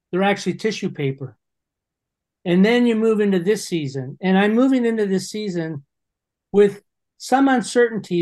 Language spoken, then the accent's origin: English; Toronto, Ontario, Canada; also born or lived in London, Ontario; I was from Toronto.